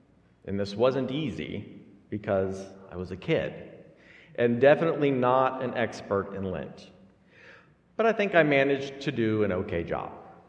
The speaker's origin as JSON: {"language": "English", "region": "Alabama", "country": "United States", "tie": "born or raised there", "said": "as a Lutheran kid growing up in Alabama"}